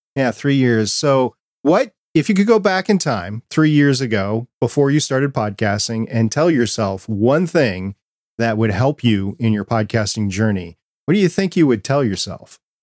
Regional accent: New York, United States; I was born in Brooklyn, New York

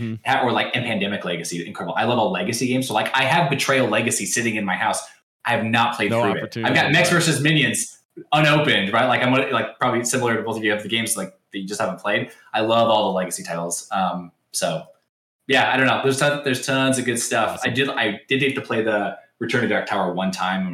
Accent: Iowa, United States; I'm from Iowa, right? Like, burgers are a staple of the land here in the Midwest

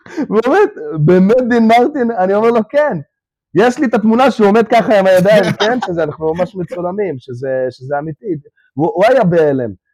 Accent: Israel; born or raised there; first language Russian; Hebrew is a second language; also born or lived in Ukraine

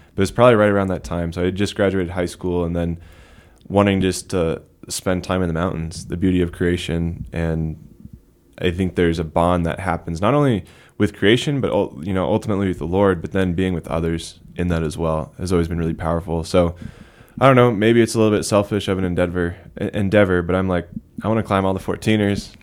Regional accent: Littleton, Colorado, United States; I'm from Littleton, South Denver, same parish as Father John, St. Francis Cabrini Parish

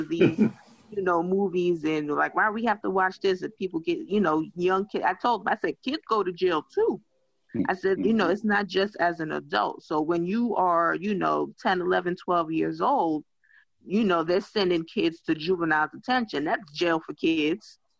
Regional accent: New York City, New York, United States; also born or lived in Texas / Georgia / Washington, D.C.; born and raised in New York City

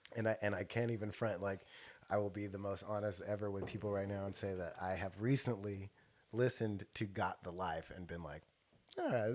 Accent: Stockton, California, United States; I grew up on South Side Stockton

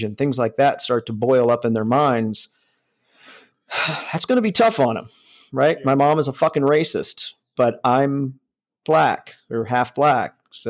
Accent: Northeast Ohio, United States; I grew up in Northeast Ohio by West Virginia in fucking farm country

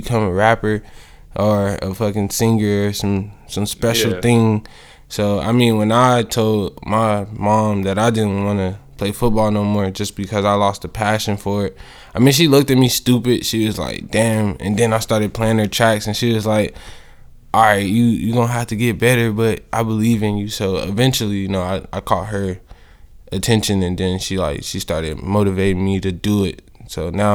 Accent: East St. Louis, Illinois, United States; now in Atlanta, United States; I'm from East St. Louis.

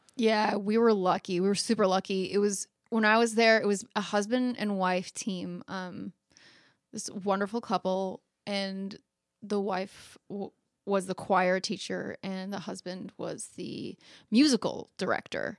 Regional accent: Phoenix, Arizona, United States; now in Los Angeles, United States; I'm from Phoenix, Arizona. Like, I'm not from the South.

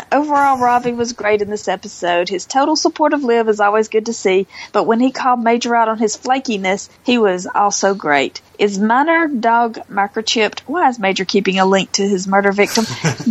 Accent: Canada; It took me out of the story. I'm so Canadian.

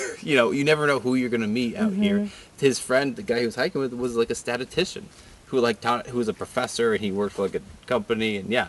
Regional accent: Rutland, Vermont, United States; I'm from Rutland, Vermont.

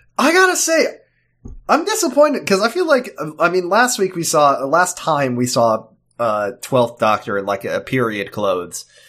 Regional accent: United States

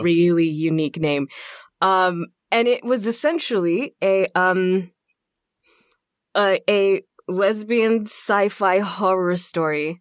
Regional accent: Texas, United States; moved away as an adult; now in Minnesota, United States; I'm from Texas, so I was born and raised in Texas

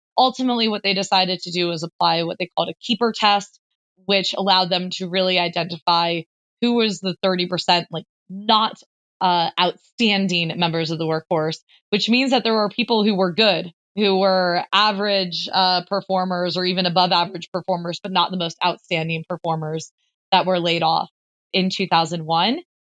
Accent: United States; me as an American

